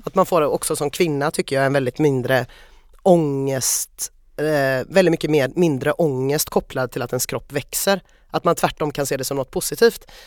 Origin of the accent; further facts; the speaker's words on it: Sweden; jag är svensk